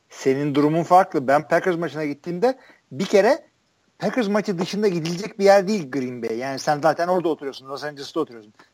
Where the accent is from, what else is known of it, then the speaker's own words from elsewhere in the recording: Turkey; işte tailgate yapanlarla takılıyorum işte ben Türk'üm diyorum